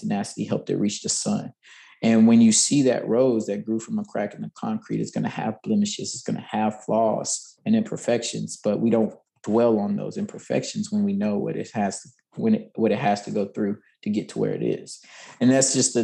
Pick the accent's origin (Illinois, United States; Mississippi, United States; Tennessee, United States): Tennessee, United States; Nashville; I grew up in Nashville. I'm born and bred here, and this is hometown